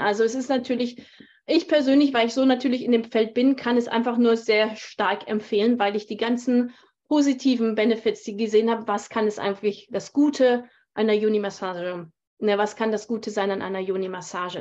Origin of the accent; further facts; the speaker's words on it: Germany; moved away as an adult; also born or lived in Thailand; now in Canada; Ich bin ja Deutsche.